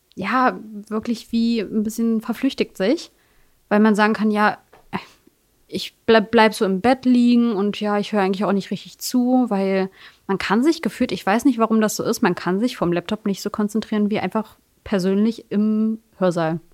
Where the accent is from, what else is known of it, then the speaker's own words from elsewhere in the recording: Magdeburg, Saxony-Anhalt, Germany; in meiner äh, alten Heimat, also Magdeburg trotzdem, ich komme auch aus Magdeburg, aber in Sudenburg